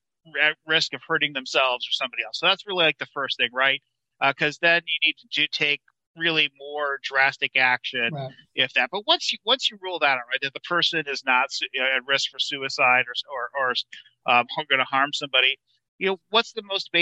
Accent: Michigan, United States; I'm from Michigan.

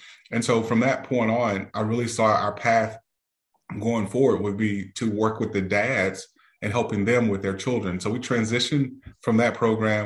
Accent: Beaumont, Texas, United States; now in Houston, United States; grew up in Texas, in Southeast Texas, in a city southeast of Houston, Beaumont

